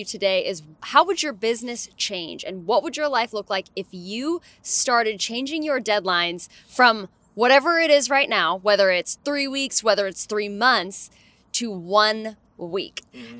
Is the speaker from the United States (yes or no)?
no; Canada